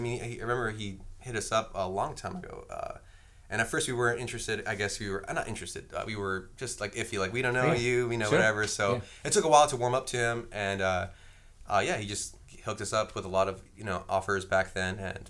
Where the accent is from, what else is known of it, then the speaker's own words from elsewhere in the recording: Whittier, California, United States; me and Cody are originally from Whittier